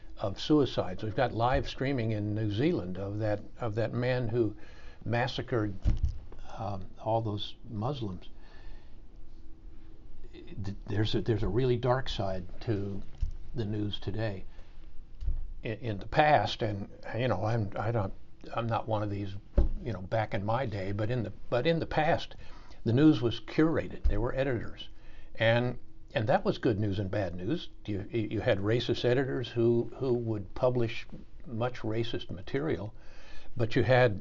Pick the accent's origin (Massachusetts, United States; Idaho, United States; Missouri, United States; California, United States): Missouri, United States; St. Joseph; moved away as an adult; also born or lived in Washington, D.C.; I grew up in St. Joseph, Missouri